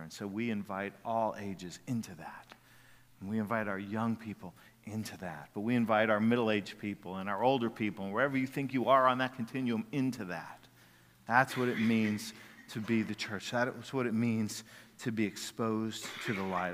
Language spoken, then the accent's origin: English; Jacksonville, United States; when I was a kid growing up in Jacksonville